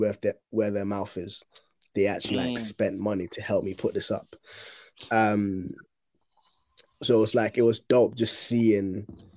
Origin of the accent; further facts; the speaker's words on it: Ghana; now in United Kingdom; I was born in Ghana